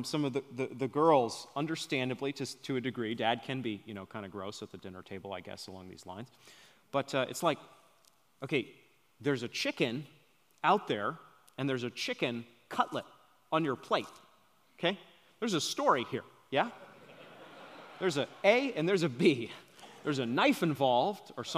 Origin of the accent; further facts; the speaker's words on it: Maine, United States; moved away; I'm from Maine